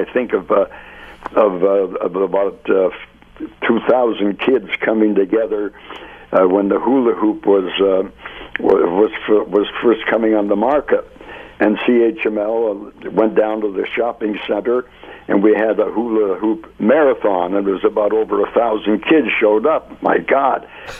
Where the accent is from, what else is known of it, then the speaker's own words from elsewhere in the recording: Hamilton, Ontario, Canada; I was born and raised in Hamilton, so I could stay involved in Hamilton things